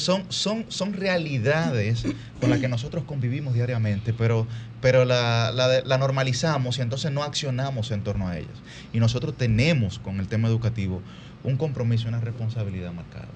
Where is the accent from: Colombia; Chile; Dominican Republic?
Dominican Republic; me apena mucho la situación actual de la educación de mi país